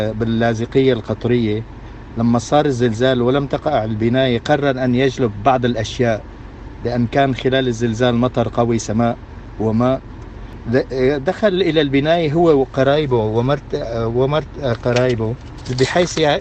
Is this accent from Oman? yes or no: no; Latakia, Latakia Governorate, Syria; moved away; عندنا بسوريا